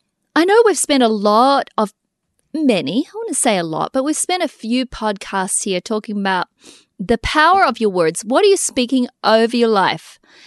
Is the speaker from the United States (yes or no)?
no; New Zealand; we grew up in New Zealand